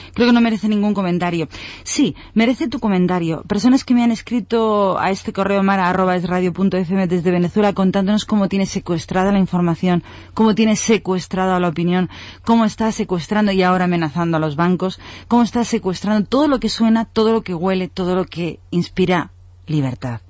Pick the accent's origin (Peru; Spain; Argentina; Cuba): Spain; como español